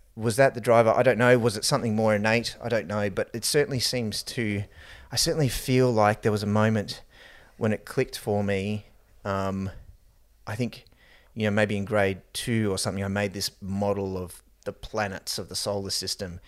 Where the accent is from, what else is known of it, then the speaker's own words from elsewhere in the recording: Gold Coast, Queensland, Australia; also born or lived in Wellington, New Zealand / Lower Hutt, New Zealand; We moved to the Gold Coast from New Zealand.